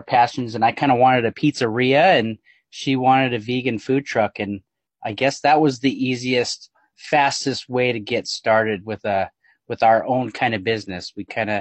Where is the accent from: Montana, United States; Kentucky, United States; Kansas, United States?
Montana, United States; Columbia Falls; now in Bellingham, United States; I'm from Montana, born and raised Montana, up by Glacier Park, Columbia Falls, Montana.